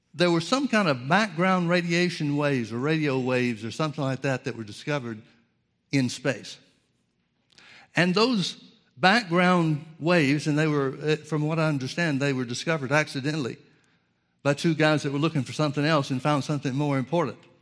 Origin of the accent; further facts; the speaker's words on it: Birmingham, Alabama, United States; I grew up in the Southern Baptist Church in Birmingham, Alabama